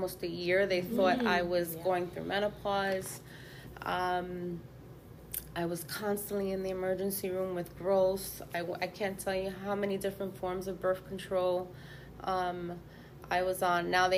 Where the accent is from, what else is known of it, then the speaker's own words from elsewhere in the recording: New York, United States; I grew up in New York in the height of the clubs and ecstasy